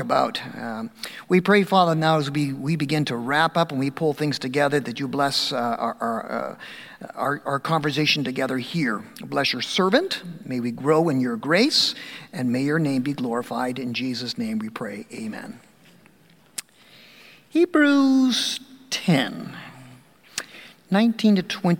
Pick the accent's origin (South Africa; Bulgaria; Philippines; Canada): Canada; Dundas, Ontario; I'm from Dundas. I've served all my 30 years of ministry in Ontario